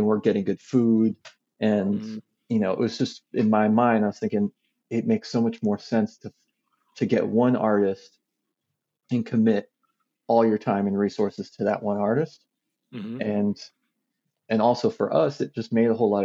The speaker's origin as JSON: {"language": "English", "country": "United States", "moved": "yes", "said": "as an American"}